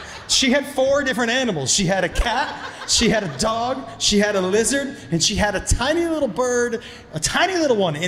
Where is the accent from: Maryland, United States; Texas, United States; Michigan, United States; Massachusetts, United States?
Massachusetts, United States; Amherst; I grew up in Amherst, Massachusetts.